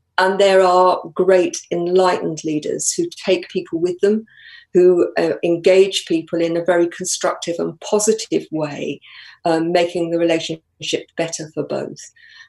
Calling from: Colchester, East of England, United Kingdom; Live just north of Colchester, so not too far.

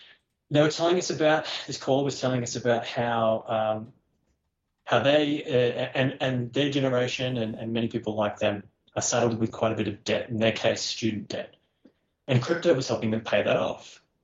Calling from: Australia; G'day, Matt. It's … from Australia.

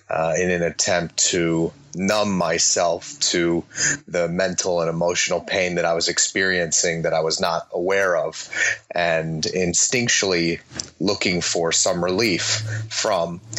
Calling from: Perth, Western Australia, Australia; I'm actually in Perth, Western Australia at the moment

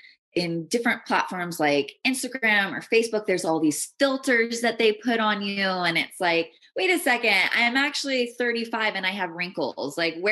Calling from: Idyllwild, California, United States; I'm speaking from Idlewild, California.

